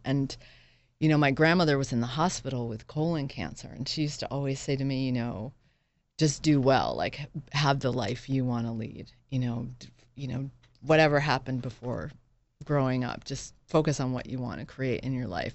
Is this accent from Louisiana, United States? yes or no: no; Northampton, Massachusetts, United States; moved away as an adult; also born or lived in Boston / Princeton; now in New York, United States; I actually grew up in Massachusetts